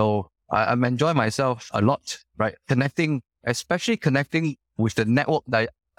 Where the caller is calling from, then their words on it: Singapore; I'm calling you from Singapore. Bright, sunny, and really hot, yeah.